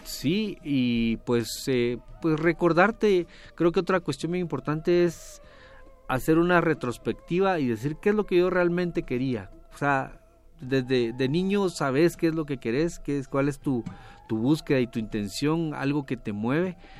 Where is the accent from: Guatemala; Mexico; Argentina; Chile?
Guatemala; Desde Guatemala, nací en Guatemala